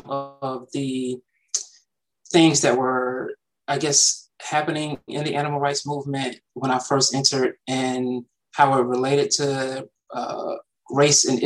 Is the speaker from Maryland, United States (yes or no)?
no; East Point, Georgia, United States; I grew up in the south side of Atlanta. So East Point specifically is close to the airport down here